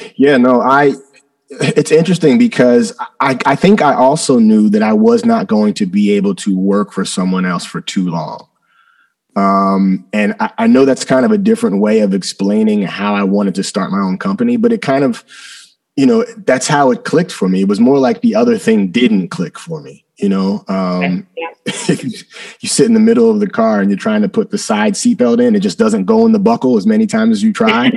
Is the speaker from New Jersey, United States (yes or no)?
yes; New Jersey, United States; also born or lived in Philadelphia; I was born right outside of Philadelphia. Uh, I was the kid in South Jersey that was eating cheesesteaks